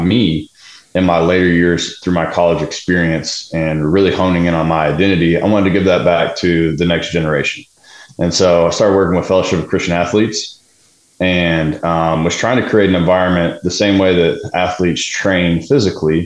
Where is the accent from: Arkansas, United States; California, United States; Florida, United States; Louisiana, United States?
Arkansas, United States; Springdale; I'm from Springdale